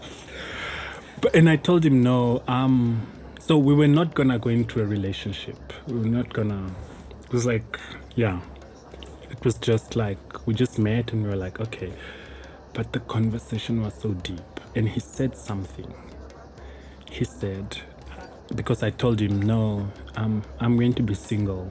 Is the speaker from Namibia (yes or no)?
yes; Namibia; also born or lived in Johannesburg, South Africa; growing up in Namibia in a very conservative society, in a Christian home